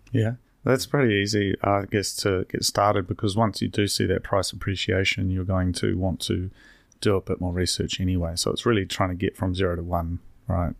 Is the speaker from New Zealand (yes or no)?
yes; Hastings, Hawke's Bay, New Zealand; now in Wellington, New Zealand; I'm from Hastings